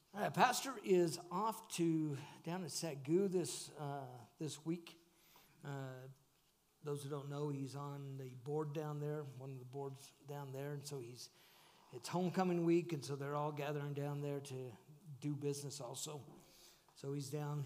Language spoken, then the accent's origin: English; northern Nevada, United States; moved away; Dee and I are originally from northern Nevada